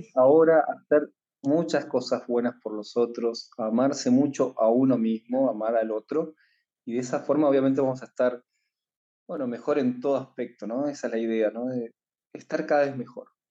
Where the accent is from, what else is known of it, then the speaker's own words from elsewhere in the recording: Argentina; Yo soy de Argentina